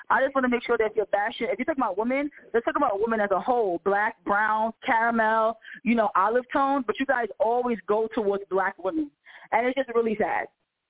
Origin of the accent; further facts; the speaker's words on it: New York, United States; We're from New York, and we're out of here.